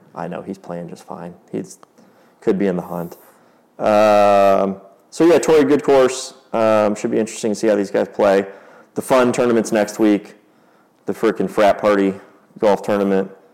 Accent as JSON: {"language": "English", "town": "Carmel", "region": "Indiana", "country": "United States", "tie": "born or raised there", "said": "we grew up here in Carmel, like right next to Brookshire"}